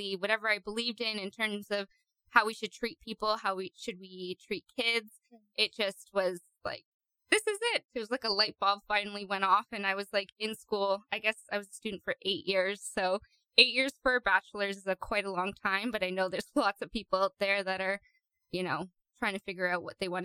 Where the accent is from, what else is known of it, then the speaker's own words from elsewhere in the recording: Burnaby, British Columbia, Canada; also born or lived in Ontario; now in Nanaimo, Canada; So most of my life, I grew up in Burnaby